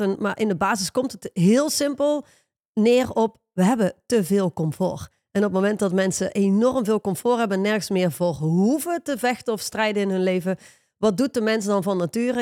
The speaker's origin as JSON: {"language": "Dutch", "country": "Netherlands", "said": "wij als Hollanders"}